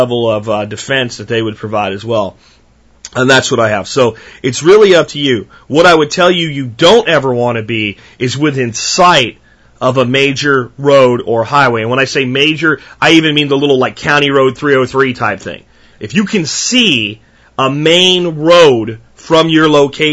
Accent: Pennsylvania, United States; I grew up in Pennsylvania

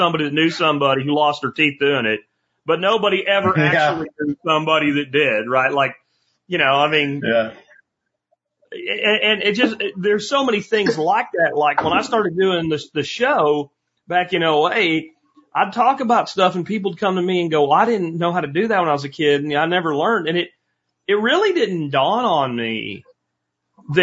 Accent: Jacksonville, Florida, United States; I grew up in Jacksonville, Florida

